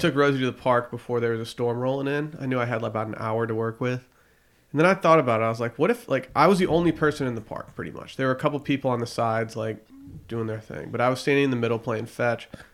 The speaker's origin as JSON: {"language": "English", "country": "United States", "said": "I'm American"}